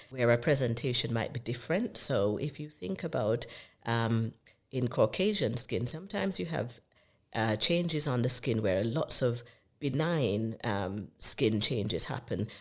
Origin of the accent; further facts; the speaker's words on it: Jamaica; accent: Jamaican; now in United Kingdom; I'm from the Caribbean. Uh, you might recognize the accent as being from Jamaica.